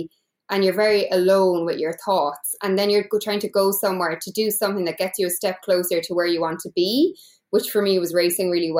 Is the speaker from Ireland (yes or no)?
yes; Ireland; I'm from Ireland